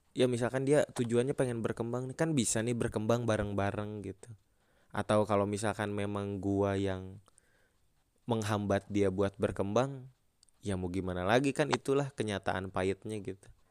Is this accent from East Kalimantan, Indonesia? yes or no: no; Bandung, West Java, Indonesia; gua orang Bandung udah lama